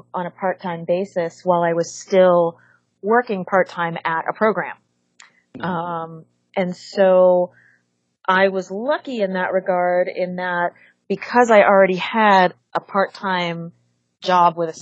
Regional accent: Los Angeles, California, United States; also born or lived in San Diego; I'm from Los Angeles, but I went to UC San Diego to get my undergrad, degree before I came back to LA for my master's and my doctorate

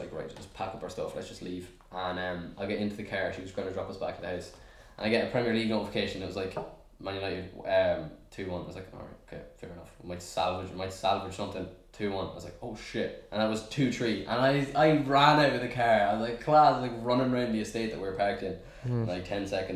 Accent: Ireland; I'm Irish

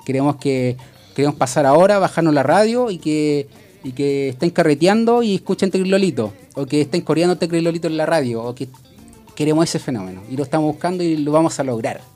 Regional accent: Conchalí, Santiago Metropolitan Region, Chile; nosotros somos del, de Conchalí

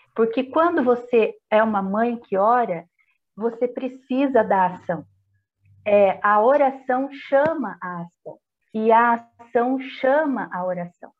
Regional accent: Itapeva, São Paulo, Brazil; eu sou itapevense, pé vermelho, igual muitos aí que devem estar ouvindo e vendo a gente é, nascida e criada em Itapeva

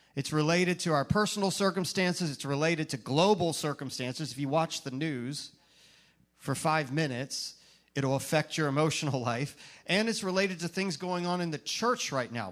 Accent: Virginia, United States; moved away as an adult; now in Tampa Bay, United States; from when we first arrived in Tampa Bay, us Virginians

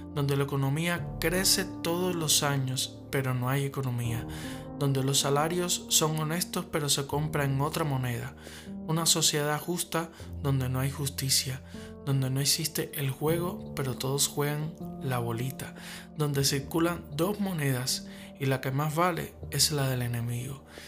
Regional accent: Havana, Cuba; cubano, nacido en La Habana

